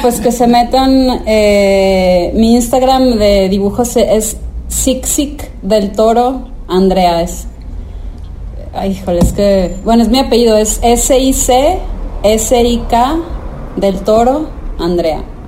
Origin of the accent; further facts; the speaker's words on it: Torreón, Coahuila, Mexico; soy de Torreón, Coahuila